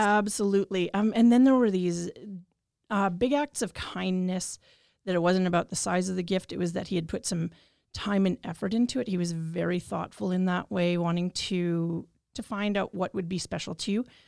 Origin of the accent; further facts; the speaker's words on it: Regina, Saskatchewan, Canada; I'm born and raised in Regina, Treaty Four territory